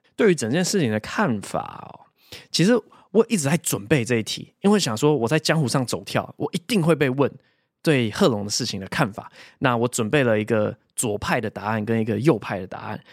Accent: Taiwan; also born or lived in United States; 我是台湾出生，两岁的时候被爸妈带去美国，然后八岁快九岁的时候回台湾。从九岁之后一直在台湾长大，直到研究所的时候才又出国念书这样

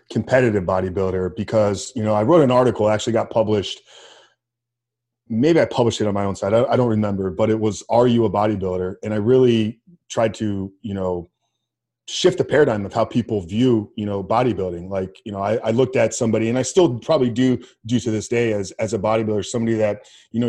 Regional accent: Tampa, Florida, United States; born and raised in Tampa, Florida

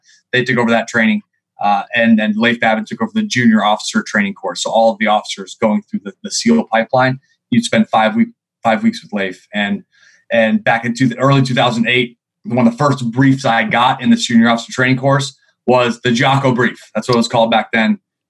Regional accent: Seattle, Washington, United States; also born or lived in New York; Sure. Well, I'm from Seattle, Washington, originally. Navy brat. My dad was in the Navy for 24 years. I come from a big family.

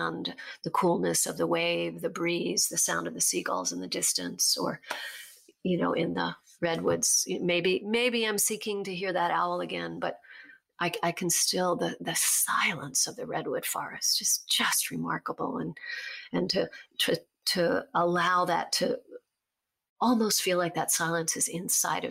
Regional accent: Virginia, United States; the reservoir where I grew up in Virginia

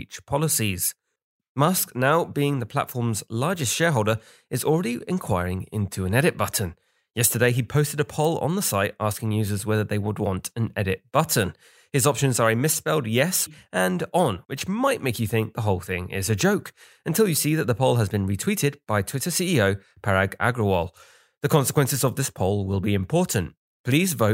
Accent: United Kingdom; I'm British

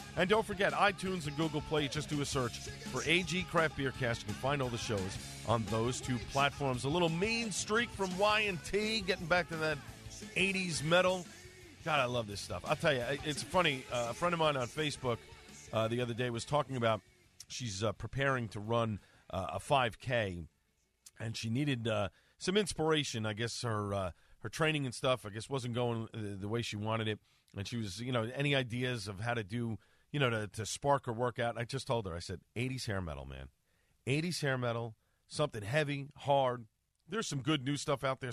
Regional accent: New York City, New York, United States; born and raised in Staten Island

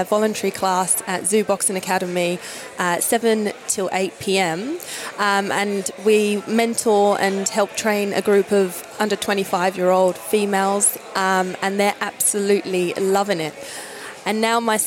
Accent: Essex, East of England, United Kingdom; moved away as an adult; now in Australia; I'm originally from Essex, England, came over to Australia 11 years ago.

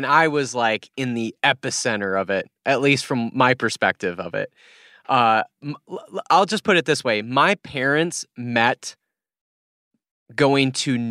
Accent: South Dakota, United States; I grew up in South Dakota, so the South Dakota education might be coming upon me

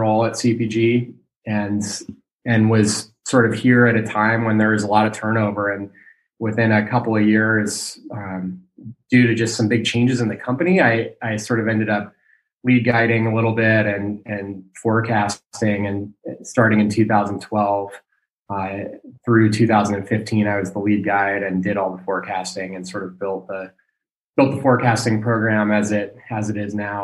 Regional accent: Ketchum, Idaho, United States; moved away as an adult; also born or lived in Bozeman, Montana / Alaska; now in Girdwood, United States; I grew up in Ketchum, Idaho, and lived there until I went to college.

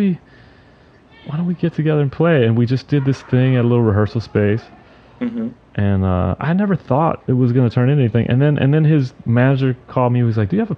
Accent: North Carolina, United States; moved away as an adult; also born or lived in New Orleans; now in New York, United States; I'm from North Carolina. I went to New Orleans for school. I stayed there for a few years after that. So most of my life I've been either in North Carolina or New York

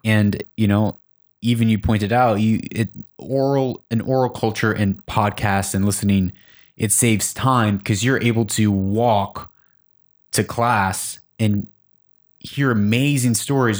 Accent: Chicago, Illinois, United States; Growing up in Chicago

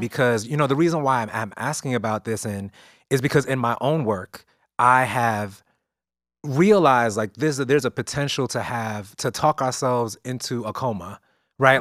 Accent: New York City, New York, United States; I grew up in East New York

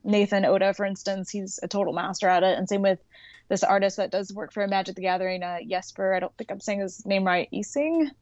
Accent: Los Angeles, California, United States; I grew up in, like, the Sunland, Tahunga area in California

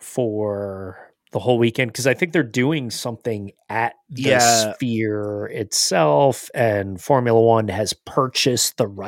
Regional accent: New Jersey, United States; I'm from New Jersey.

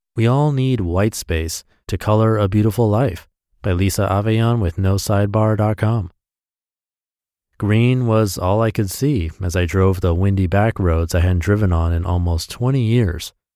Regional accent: Washington, United States; now in California, United States; I was in my hometown

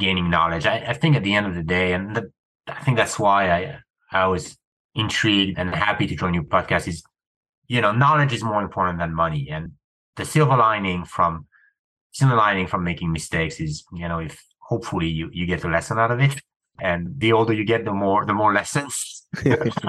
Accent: France; moved away; I grew up in France, middle-class family, teachers.

